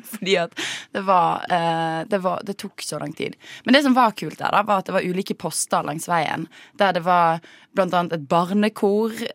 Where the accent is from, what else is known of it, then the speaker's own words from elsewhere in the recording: Western Norway, Norway; now in Oslo, Norway; vi er vestlendinger